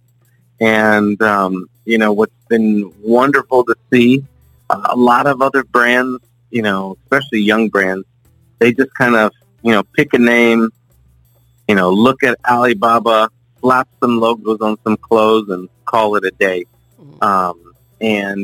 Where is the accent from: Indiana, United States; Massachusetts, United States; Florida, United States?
Florida, United States; South; born and raised in South Florida. Been here my whole life.